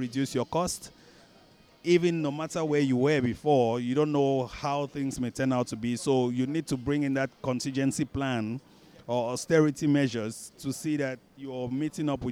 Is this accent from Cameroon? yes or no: yes; Cameroon; moved away as an adult; also born or lived in Dubai / United States; now in Malaysia; We grew up back in Cameroon.